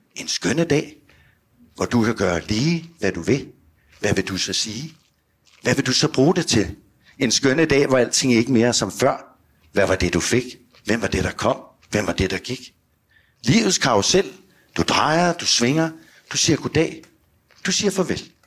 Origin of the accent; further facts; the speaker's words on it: Virum, Capital Region of Denmark, Denmark; also born or lived in Copenhagen; Hjemme i Sorgenfri